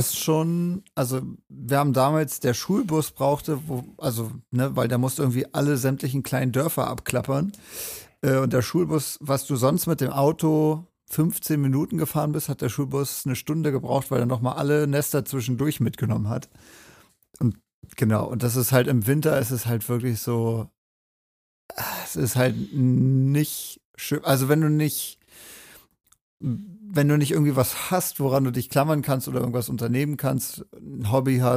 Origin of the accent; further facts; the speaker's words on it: Rügen, Mecklenburg-Vorpommern, Germany; moved away as an adult; now in Erfurt, Germany; Rügen. Richtig, von Deutschlands schönster und größter Insel.